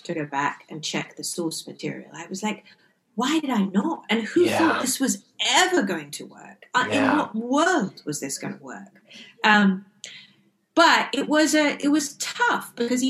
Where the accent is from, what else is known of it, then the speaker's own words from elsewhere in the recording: England, United Kingdom; moved away as an adult; now in Los Angeles, United States; growing up in England